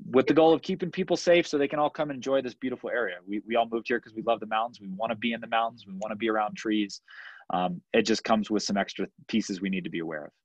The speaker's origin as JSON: {"language": "English", "town": "Washington", "region": "District of Columbia", "country": "United States", "tie": "born or raised there", "moved": "yes", "said": "I grew up on the East Coast. Wildfire wasn't a problem in the DC area."}